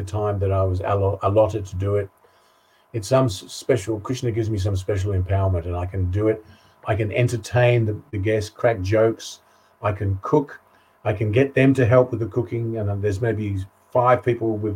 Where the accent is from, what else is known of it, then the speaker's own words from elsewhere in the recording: Sydney, New South Wales, Australia; moved away as an adult; also born or lived in Essex, England / Western Australia; now in Ireland; I grew up in Sydney